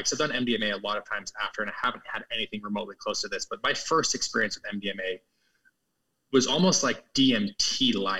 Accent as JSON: {"language": "English", "region": "Utah", "country": "United States", "tie": "born or raised there", "said": "growing up in Utah, where I grew up as a, you know, Christian, conservative, upper middle class, white neighborhood"}